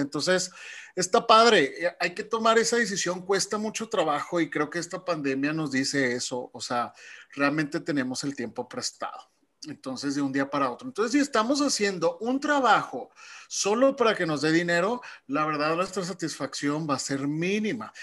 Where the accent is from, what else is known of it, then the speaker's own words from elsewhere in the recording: Mexico; como buenos mexicanos